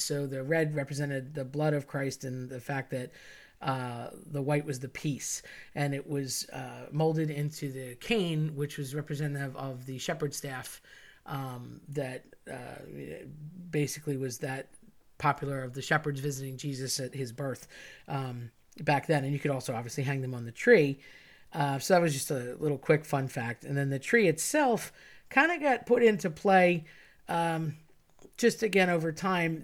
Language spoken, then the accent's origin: English; United States; as an American